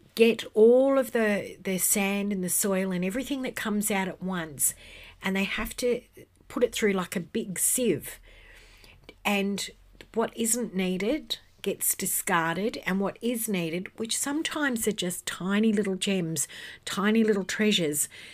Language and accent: English; Western Australia, Australia; in my home state of Western Australia